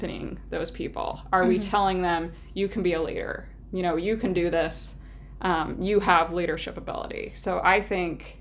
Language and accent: English; Utah, United States; moved away as an adult; also born or lived in Albuquerque, New Mexico; now in Idaho, United States; a small newspaper in northern Utah, which is my home state